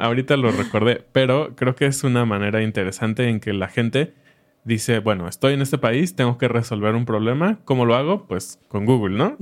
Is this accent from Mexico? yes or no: yes; Mexico; nosotros como mexicanos